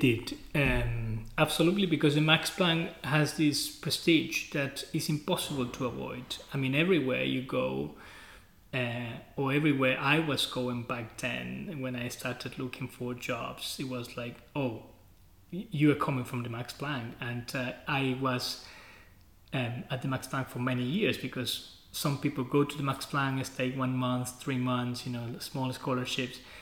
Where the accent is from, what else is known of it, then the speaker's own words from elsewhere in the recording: Chile; moved away as an adult; also born or lived in United States / Germany / Leeds, United Kingdom; I was coming from Chile